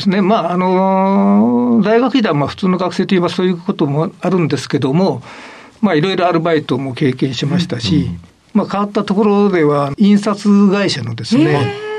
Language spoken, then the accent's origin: Japanese; Imabari, Ehime, Japan; 愛媛県で、あの、愛媛県の今治市